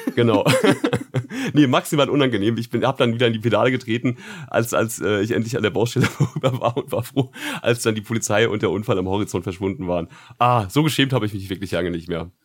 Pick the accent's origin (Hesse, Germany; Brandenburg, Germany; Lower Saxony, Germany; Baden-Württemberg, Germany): Hesse, Germany; Frankfurt; als Frankfurter